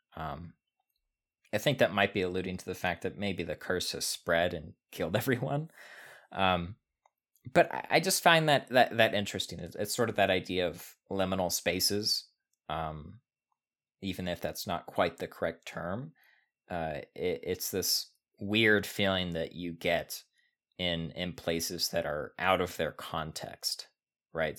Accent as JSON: {"language": "English", "country": "United States", "said": "we're American"}